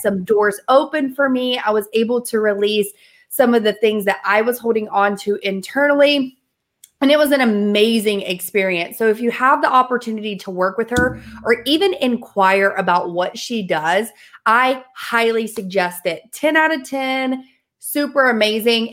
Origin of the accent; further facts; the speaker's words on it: the South, United States; I'm from the South.